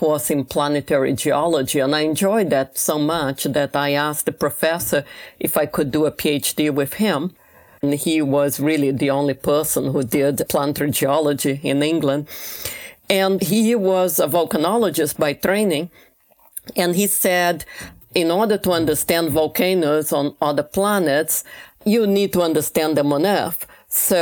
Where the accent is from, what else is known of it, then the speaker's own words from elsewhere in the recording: Rio de Janeiro, Brazil; moved away; I grew up in Rio de Janeiro, right by the famous Ipanema beach.